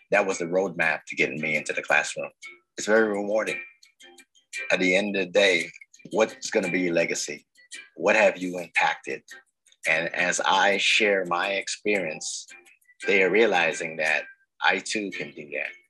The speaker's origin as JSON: {"language": "English", "town": "New York City", "region": "New York", "country": "United States", "tie": "born or raised there", "said": "I grew up in the South Bronx."}